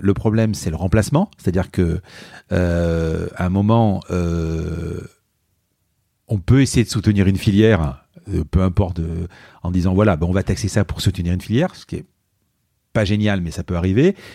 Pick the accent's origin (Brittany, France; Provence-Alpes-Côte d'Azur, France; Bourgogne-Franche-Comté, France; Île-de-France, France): Provence-Alpes-Côte d'Azur, France; Marseille; on est Marseillais